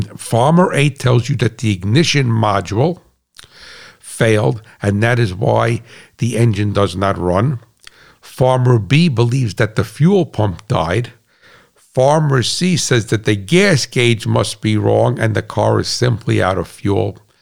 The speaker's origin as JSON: {"language": "English", "country": "United States", "said": "I'm an American"}